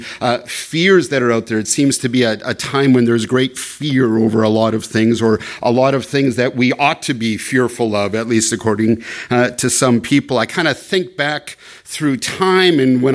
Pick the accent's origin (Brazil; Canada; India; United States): Canada; moved away; as a Canadian